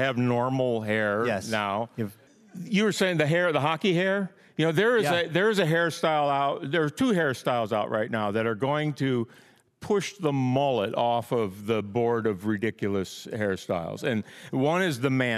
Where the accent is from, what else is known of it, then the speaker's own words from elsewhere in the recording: Michigan, United States; moved away; also born or lived in Illinois / Alaska / Pacific Northwest; Michigan. I grew up in Michigan. I was born in Illinois, though